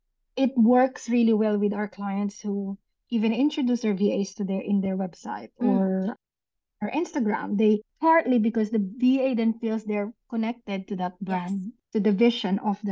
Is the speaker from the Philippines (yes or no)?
yes; Philippines; moved away as an adult; also born or lived in New Zealand / Dubai; now in Gold Coast, Australia; I'm originally from the Philippines, of course. And my whole family, except my husband, is in the Philippines.